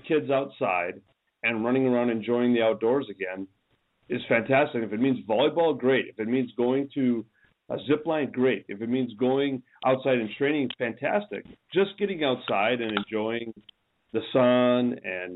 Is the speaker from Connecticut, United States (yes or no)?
no; Minnesota, United States; We're from Minnesota